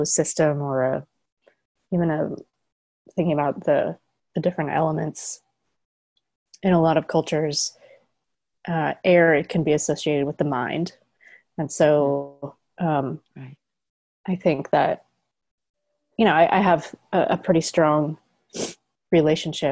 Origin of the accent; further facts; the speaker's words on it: Colorado, United States; I come from Colorado where there are very strong winds, especially in the spring.